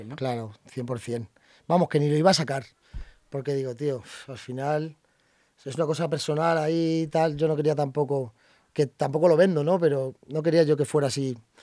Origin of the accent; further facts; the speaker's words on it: Madrid, Community of Madrid, Spain; al final yo nací aquí